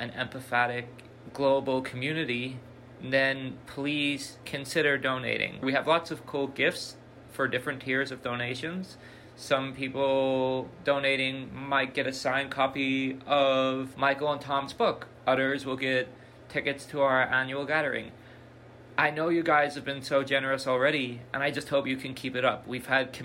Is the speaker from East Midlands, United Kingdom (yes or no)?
no; Belfast, Northern Ireland, United Kingdom; I grew up in Belfast during the Troubles, a 30-year conflict that devastated my community.